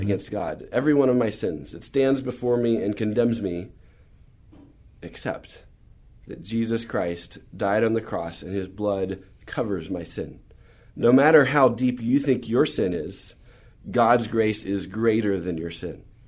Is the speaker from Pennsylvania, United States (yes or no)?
no; San Antonio, Texas, United States; also born or lived in San Marcos, Texas; we moved to San Antonio when I was about seven and lived here all through high school